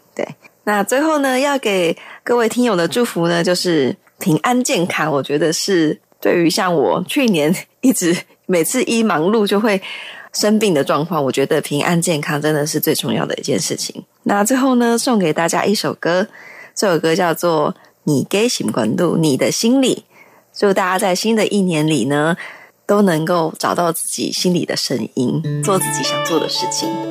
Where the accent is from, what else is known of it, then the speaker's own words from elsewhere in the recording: Longtan, Taoyuan, Taiwan; 我来自桃园龙潭